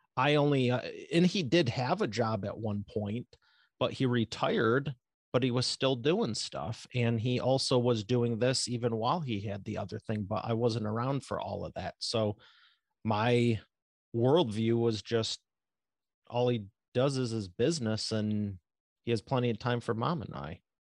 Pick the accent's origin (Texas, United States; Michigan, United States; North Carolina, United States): Michigan, United States; Northeast of Detroit; Northeast of Detroit, Michigan.